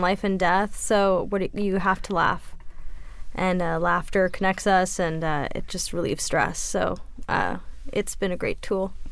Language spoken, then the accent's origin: English; France; moved away; growing up in France